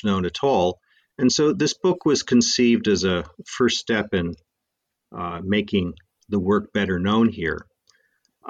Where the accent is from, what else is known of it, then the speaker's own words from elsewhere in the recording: Massachusetts, United States; moved away as an adult; also born or lived in Hong Kong; I'm from Massachusetts and went to Harvard